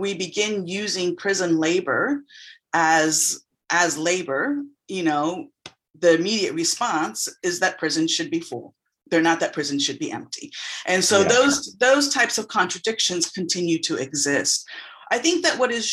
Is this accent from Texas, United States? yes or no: yes; San Antonio, Texas, United States; also born or lived in Austin, Texas / Dallas, Texas / New York; I was raised in San Antonio, and I'm currently living in Austin again